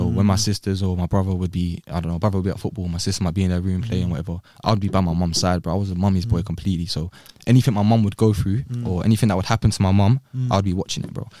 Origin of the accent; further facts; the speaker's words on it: Rochdale, North West England, United Kingdom; also born or lived in London; So I was born in Brent, Northwest. {S2} Yeah. {S3} And then we moved, I lived there for a little bit, then moved to Rochdale.